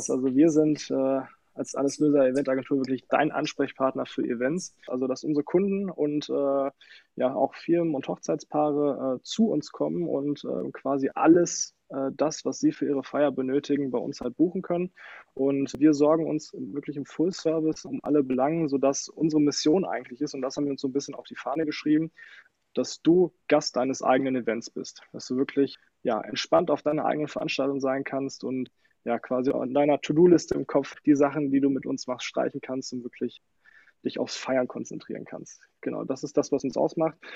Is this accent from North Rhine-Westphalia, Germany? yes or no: yes; Sundern, North Rhine-Westphalia, Germany; now in Neheim, Germany; Ich komme aus Sundern, äh, wohne aber mittlerweile in Neheim auf der Fußgängerzone.